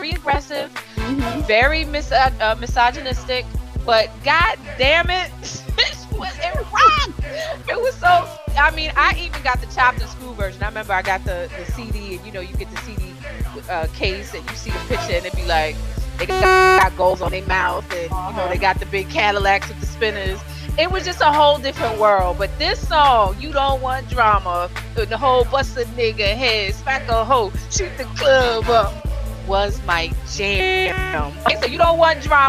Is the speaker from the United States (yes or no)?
yes; New York City, New York, United States; I'm a New Yorker